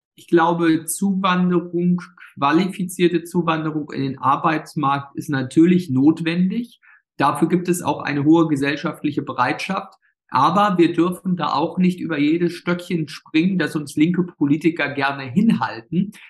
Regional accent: Ueckermünde, Mecklenburg-Vorpommern, Germany; das alles meine Heimatregion, auch das ländliche

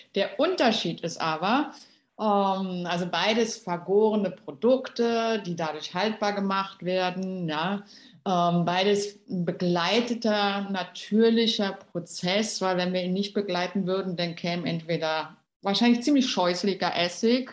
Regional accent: Berlin, Germany; ich bin ja in Berlin aufgewachsen, bin Berlinerin durch und durch

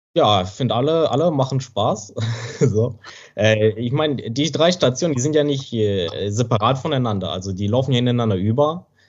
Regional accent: Germany; accent: German accent; moved away as an adult; now in China; ist deutscher Akzent, also hat deutscher, deutsches Mandarin sozusagen

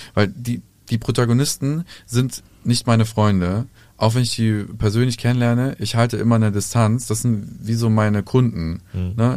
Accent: Serbia; bei uns in Serbien

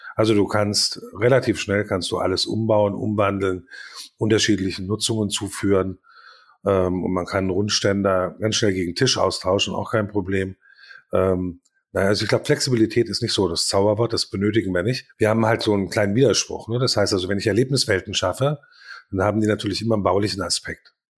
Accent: Paderborn, North Rhine-Westphalia, Germany; bei uns in Paderborn

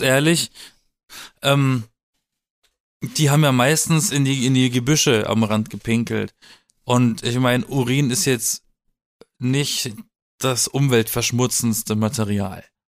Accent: Baden-Baden, Baden-Württemberg, Germany; moved away; in meiner Heimat, äh, das im Schwarzwald alles, ne, mit Bergen umzingelt und alles

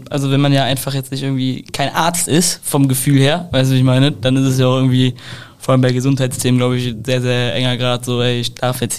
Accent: Leverkusen, North Rhine-Westphalia, Germany; Ja, aber ich komme halt aus Leverkusen, das ist ja neben Köln.

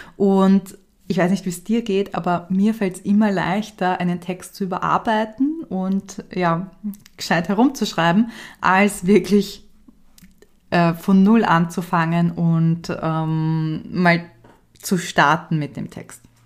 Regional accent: Austria; ich bin ja Österreicherin

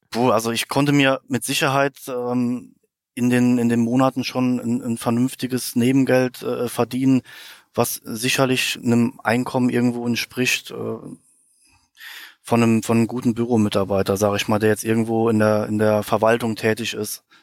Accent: Koblenz, Rhineland-Palatinate, Germany; In meiner Heimat dann auch mich um die Lieferanten gekümmert. Ich konnte dann auch einen zweiten Lieferanten finden, der auch in der Heimat war damals, ich bin ja hier aus der Koblenzer Ecke, der auch Bettwaren produziert hat

